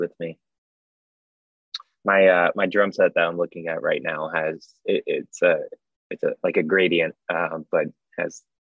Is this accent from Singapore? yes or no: no; Maryland, United States; I'm from Maryland